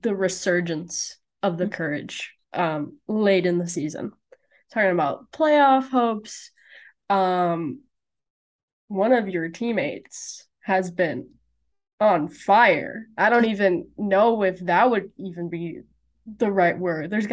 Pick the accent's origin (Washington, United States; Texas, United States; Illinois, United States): Illinois, United States; from my home state